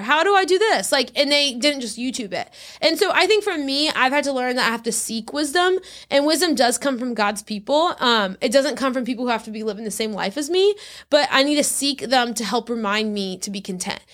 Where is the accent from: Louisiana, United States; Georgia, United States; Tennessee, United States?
Louisiana, United States; South; moved away as an adult; also born or lived in Texas; now in Orlando, United States; I grew up in South Louisiana, then I went to Baylor in Texas, and then I graduated and moved to Orlando, Florida.